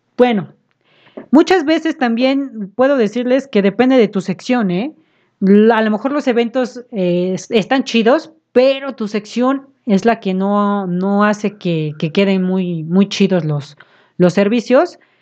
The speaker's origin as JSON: {"language": "Spanish", "region": "Puebla", "country": "Mexico", "said": "nosotros somos de aquí de Puebla"}